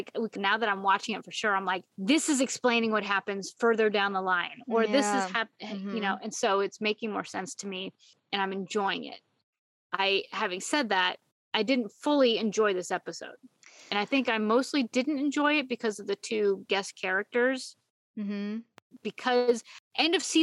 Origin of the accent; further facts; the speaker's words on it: Shreveport, Louisiana, United States; I was born in Shreveport, Louisiana